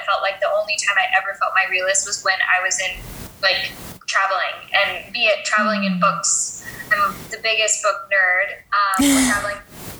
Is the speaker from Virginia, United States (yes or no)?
yes; Virginia, United States; also born or lived in Japan; So I was born in Japan, moved every 3 years throughout my life and up until high school. And then in high school, we planted roots in Virginia. And so went to high school in Virginia, went to college in Virginia